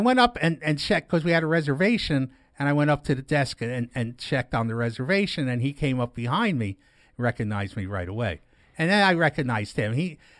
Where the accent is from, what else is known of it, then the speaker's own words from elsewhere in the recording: New York City, New York, United States; moved away; also born or lived in Poconos, Pennsylvania; A kid who I grew up with playing on Sterling Place in Brooklyn, New York, every day almost.